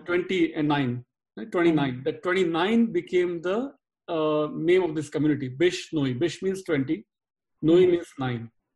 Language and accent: English; India; now in Dallas, United States; I'm speaking as an Indian